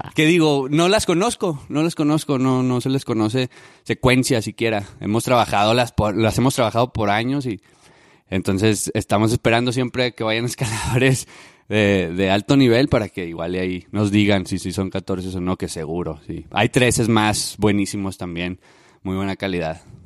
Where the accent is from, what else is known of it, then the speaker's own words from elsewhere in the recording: Ciudad Juárez, Chihuahua, Mexico; yo soy de Juárez, de Ciudad Juárez, Chihuahua.